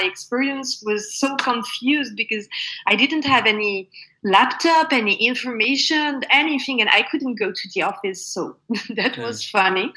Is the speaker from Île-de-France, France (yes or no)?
no; Normandy, France; born or raised there; also born or lived in Paris